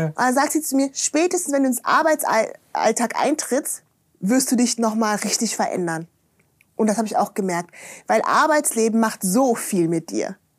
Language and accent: German; Germany; Ich bin ja da in der Eifel aufgewachsen, ne? Bonn-Kölner Gegend